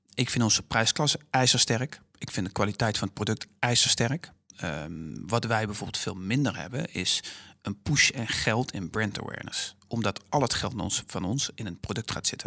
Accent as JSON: {"language": "Dutch", "country": "Netherlands"}